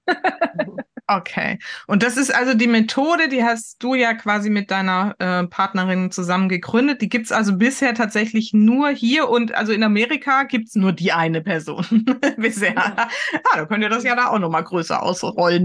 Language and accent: German; Heidelberg area, Baden-Württemberg, Germany; now in Hamburg, Germany; Ich komme ja aus der Ecke von Heidelberg